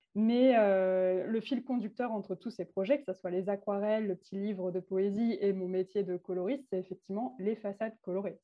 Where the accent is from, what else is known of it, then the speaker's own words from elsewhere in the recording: Calvados, Normandy, France; also born or lived in Arles; je suis revenue, je suis d'Arles pour revenir dans le Calvados, donc ma patrie.